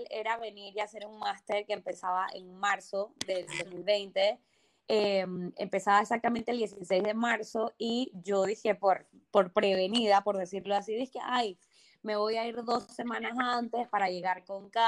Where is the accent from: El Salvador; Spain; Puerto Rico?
Spain; Barcelona, Catalonia; yo conozco Madrid también y definitivamente yo soy una, persona de Barcelona, o sea, 100%.